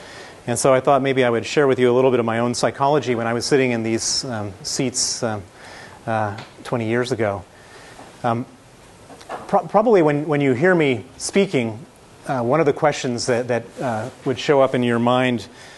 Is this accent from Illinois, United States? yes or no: yes; Chicago, Illinois, United States; accent: American accent from Chicago; moved away as an adult; also born or lived in London / Moscow; Indeed, I am an American. I'm from Chicago. But I come from a very unusual family.